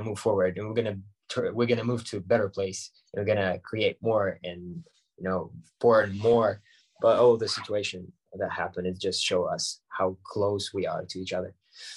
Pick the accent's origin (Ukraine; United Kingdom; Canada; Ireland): Ukraine; Crimea; English is a second language; moved away as an adult; also born or lived in Moscow, Russia / Kyiv, Ukraine; was born in Moscow, but all my life I lived in Crimea and Ukraine